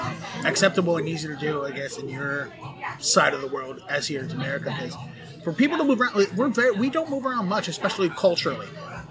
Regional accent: Baltimore, Maryland, United States; accent: Baltimore; And the reason I had to work to lose my Baltimore accent was, and also we say Balmer.

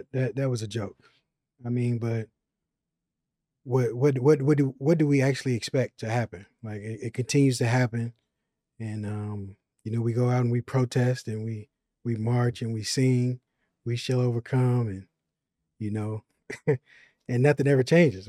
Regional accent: Chicago, Illinois, United States; moved away; I'm from Chicago.

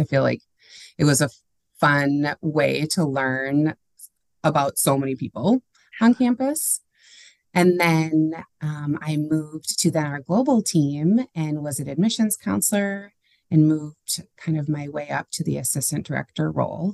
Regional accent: St. Cloud, Minnesota, United States; I grew up in St. Cloud, which is about an hour north of the Twin Cities

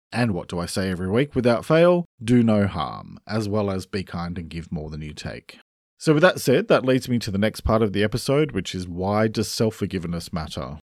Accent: Australia; I'm an Australian writer and speaker

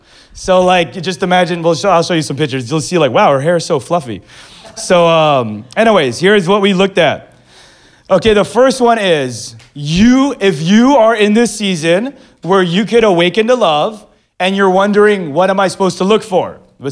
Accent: Philippines; now in Manila, Philippines; No, I'm Filipino. You're Mexican. And I'm like, people in the Philippines still think I'm Mexican.

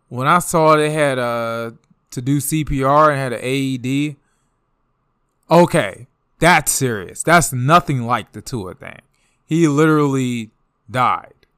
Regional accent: DMV, United States; I'm from the D M V.

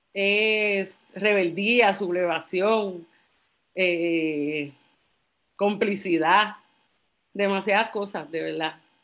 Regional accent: Carolina, Puerto Rico; also born or lived in San Juan; fui nacida y criada en Carolina

